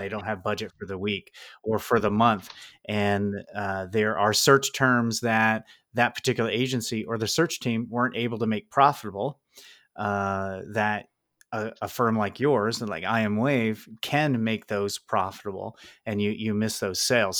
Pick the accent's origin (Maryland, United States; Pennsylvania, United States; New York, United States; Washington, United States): Pennsylvania, United States; I am not in your district, but, uh, I am from Pennsylvania